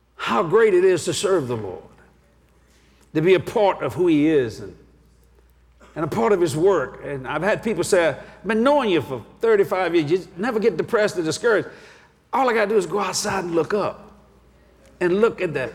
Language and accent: English; Cajun, Louisiana, United States